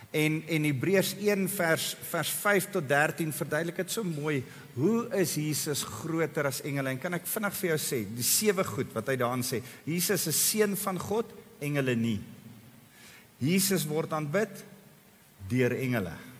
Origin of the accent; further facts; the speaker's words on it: South Africa; ek en jy As bygelowige Afrikaners